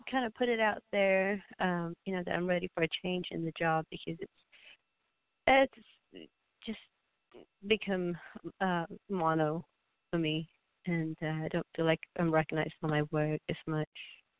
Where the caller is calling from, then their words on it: Texas, United States; This is … from Texas.